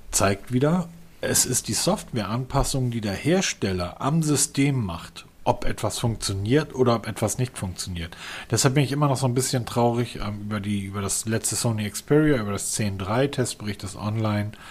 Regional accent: Northern Germany, Germany; Wenn ich als Norddeutscher mich an eine Hecke stelle und dahin pinkel, hat das mehr Druck als diese Powerbank.

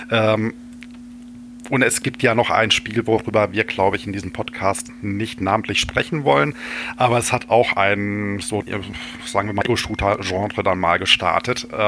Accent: Finland; Als Finne würde ich aber behaupten, dass ich trinkfester

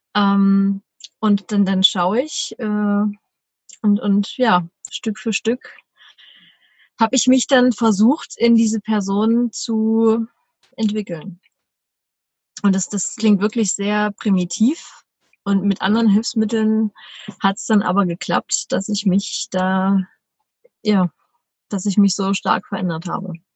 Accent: Leipzig, Saxony, Germany; moved away as an adult; Bin in der Zeit auch wieder nach Deutschland, also nach Leipzig in meine Heimat gezogen, wo ich seither auch wieder äh, fest meinen Wohnsitz habe.

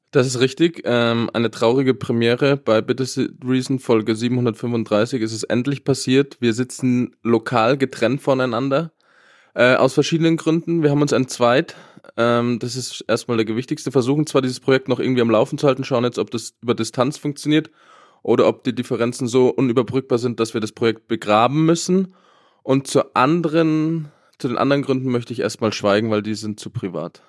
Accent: Germany; wir Deutschen

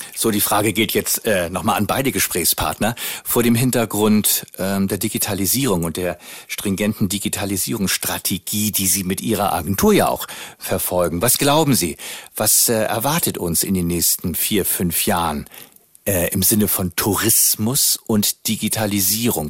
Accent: Northern Germany, Germany; sind wir als Norddeutscher immer nach äh, Österreich gefahren

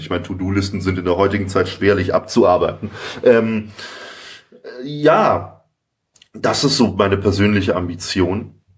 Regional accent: Nuremberg, Bavaria, Germany; also born or lived in Munich; Ich komme ursprünglich aus Nürnberg

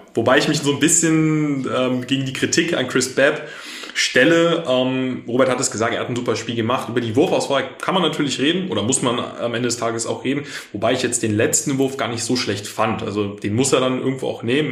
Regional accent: Cologne, North Rhine-Westphalia, Germany; ich als Kölner

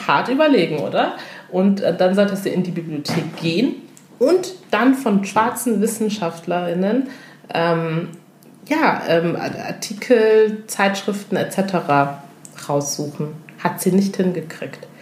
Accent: Germany; wir als afrodeutsche Frauen

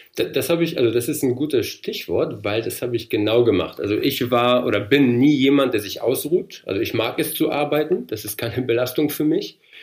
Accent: North Rhine-Westphalia, Germany; moved away as an adult; also born or lived in Poland / Heilbronn / Frankfurt; now in Darmstadt, Germany; Ich bin ja gebürtig aus Polen. Wir sind mit sechs bin ich nach Deutschland gekommen, also nicht alleine natürlich, mit meinen Eltern, mit meiner Schwester und äh, waren dann in Nordrhein-Westfalen 13 Jahre lang

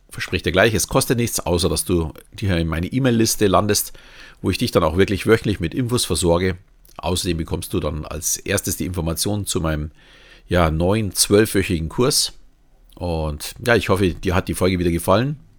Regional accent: Bavaria, Germany; Und wenn mir jemand sagt, ich bin Bayer, nehme ich dieses auch nicht als Beleidigung an.

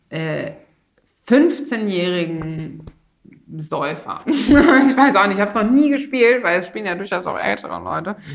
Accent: Rhineland, Germany; ich komme ja auch aus dem Rheinland.

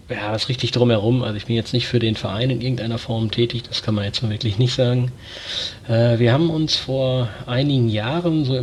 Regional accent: Herford, North Rhine-Westphalia, Germany; ich bin 32 Jahre alt, bin gebürtiger Herforder. Das liegt für alle, die sich im Bielefelder Umland nicht so gut auskennen, quasi neben Bielefeld.

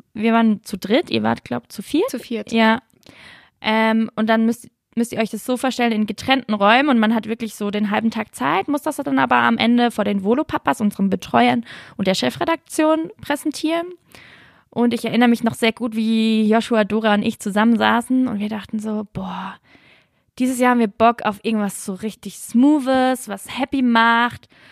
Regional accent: Lörrach area, Baden-Württemberg, Germany; ich komme ja eher so aus Lörracher Gegend

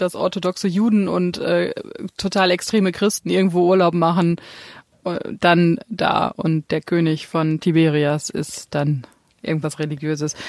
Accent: Germany; als Deutscher

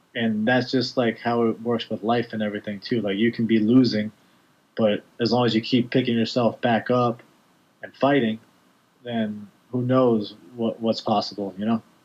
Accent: New York, United States; I'm a guy from New York

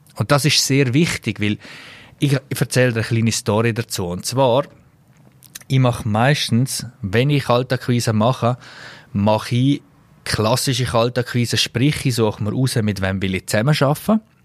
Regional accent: Switzerland; als Schweizer

